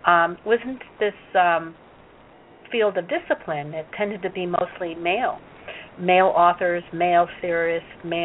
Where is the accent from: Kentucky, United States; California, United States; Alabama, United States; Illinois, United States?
Illinois, United States; Chicago; English is a second language; I learned it from my brothers and sisters and mother when I was growing up in Chicago